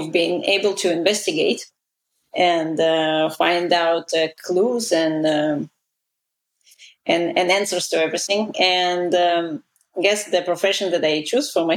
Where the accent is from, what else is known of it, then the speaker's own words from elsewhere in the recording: Israel; first language Russian; English is a second language; moved away as an adult; also born or lived in Soviet Union; now in United States; I immigrated to Israel when I was 11 from the Soviet Union